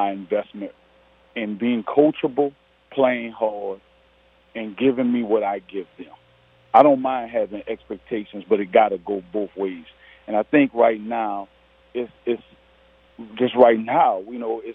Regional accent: New Orleans, Louisiana, United States; I'm from New Orleans

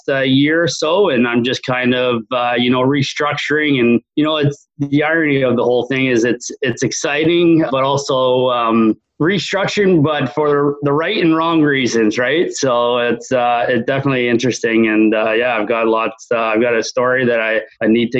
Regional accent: Barrie, Ontario, Canada; I was born and raised Barrie, Ontario, Canada, here up north

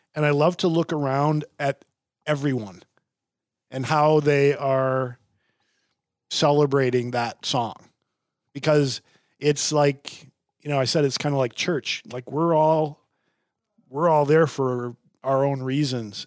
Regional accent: Bloomington, Minnesota, United States; I grew up in Bloomington

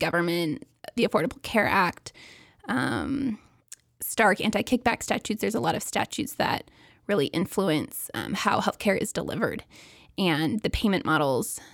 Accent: Seattle, Washington, United States; moved away as an adult; also born or lived in Provo, Utah; I grew up in Seattle, Washington, and then I came to BYU

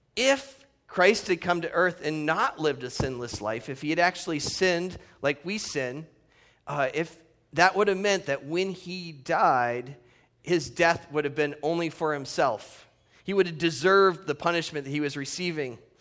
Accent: Northeast, United States; now in Redlands, United States; the true roots that I grew up in the Northeast

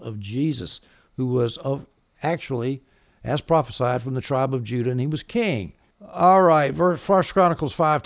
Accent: the South, United States; I'm from the South

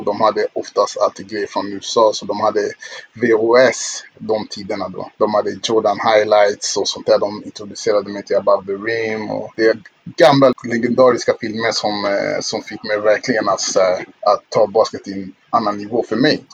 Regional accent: Stockholm, Stockholm County, Sweden; also born or lived in Kinshasa, Congo; vi flyttade från eh, Kongo då, till eh, eh, Stockholm, Sverige

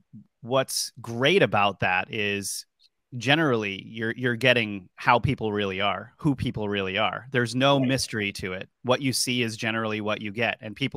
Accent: Warwick, Rhode Island, United States; moved away; also born or lived in Boston, Massachusetts / Washington, D.C.; if you look down there at the bottom left corner of the map where it says Warwick, Rhode Island, that actually is exactly where I grew up. That little hook out over there in the water. And so I grew up very close to this area.

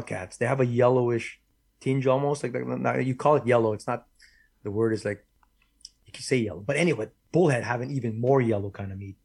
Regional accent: Winnipeg, Manitoba, Canada; I'm born and raised in Winnipeg

